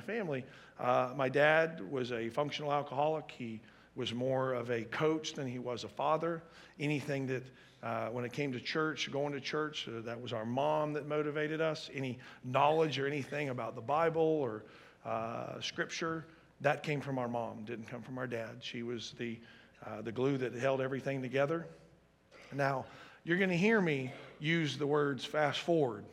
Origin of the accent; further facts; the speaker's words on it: Atlanta, Georgia, United States; I grew up in the Atlanta area.